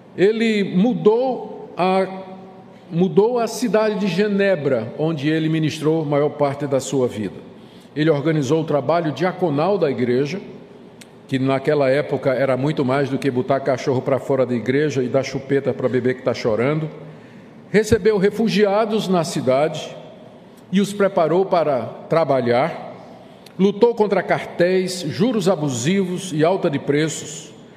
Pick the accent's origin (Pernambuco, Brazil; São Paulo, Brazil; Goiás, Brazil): Pernambuco, Brazil; Recife; accent: Pernambucan; also born or lived in João Pessoa, Paraíba; João Pessoa é minha cidade natal, embora eu tenha saído daqui com um bebezinho de um ano. Me criei aí na República vizinha, em Pernambuco, no Recife. Então, eh, os meus gostos é, alimentícios, o meu sotaque e a minha cosmovisão é pernambucana